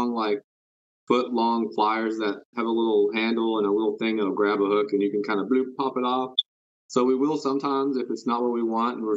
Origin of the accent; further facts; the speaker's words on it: Houston, Texas, United States; moved away as an adult; now in Dallas, United States; I moved to Dallas, but originally I'm from Houston